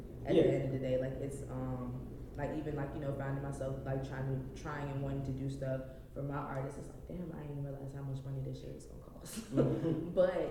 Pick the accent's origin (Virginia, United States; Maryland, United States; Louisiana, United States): Virginia, United States; Richmond; I'm from Richmond.